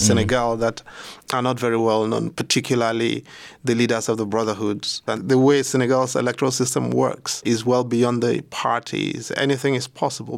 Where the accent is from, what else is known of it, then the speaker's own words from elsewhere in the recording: Nigeria; as a Nigerian